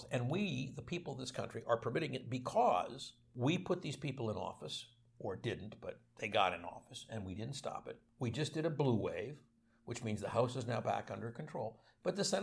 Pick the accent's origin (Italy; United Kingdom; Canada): Canada; now in United States; I want to speak as a Canadian.